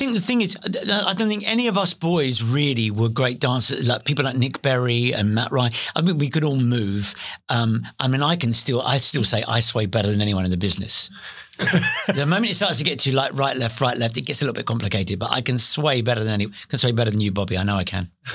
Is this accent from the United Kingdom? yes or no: yes; London, United Kingdom; also born or lived in Beckton / East Ham; I was born in East London. I was born in Forest Gate.